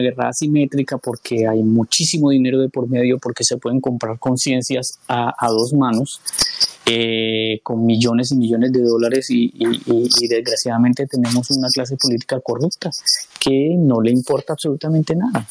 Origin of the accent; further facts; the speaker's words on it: Colombia; nosotros como colombianos